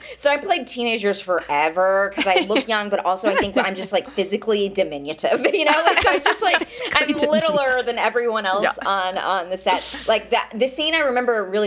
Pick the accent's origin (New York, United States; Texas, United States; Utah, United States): Texas, United States; Marshall; also born or lived in Austin; I'm from Northeast Texas. I'm from a town called Marshall. I worked at the public library when I was in high school